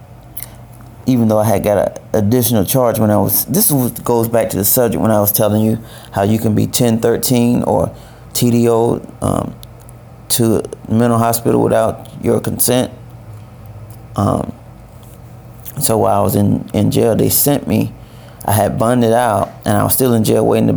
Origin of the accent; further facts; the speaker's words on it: Valdosta, Georgia, United States; moved away as an adult; now in Richmond; I'm from Valdosta, Georgia. I now live in Richmond